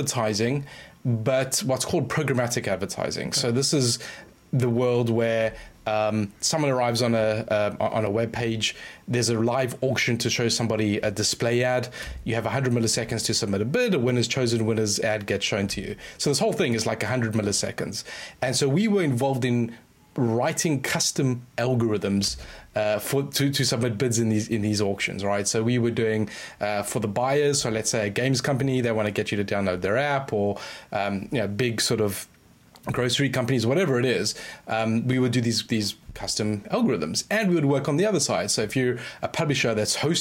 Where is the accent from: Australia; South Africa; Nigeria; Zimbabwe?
South Africa; moved away as an adult; now in United Kingdom; I grew up, I spent the first, 20 something odd years in South Africa.